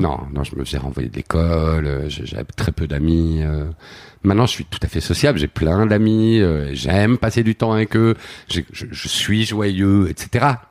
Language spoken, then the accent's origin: French; Flawinne, Wallonia, Belgium; moved away as an adult; also born or lived in Paris; j'ai vraiment grandi dans dans ce truc bucolique